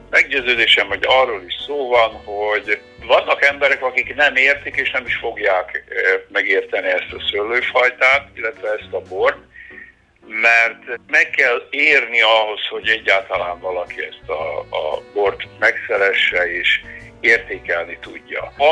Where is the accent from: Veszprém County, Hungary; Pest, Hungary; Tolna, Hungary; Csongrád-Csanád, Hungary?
Tolna, Hungary; Szekszárd